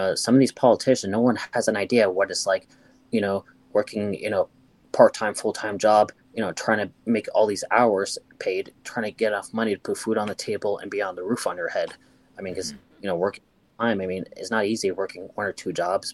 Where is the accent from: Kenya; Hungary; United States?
United States; we're all Americans